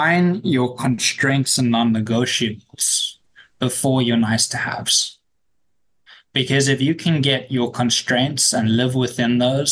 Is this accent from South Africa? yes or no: yes; South Africa; as a South African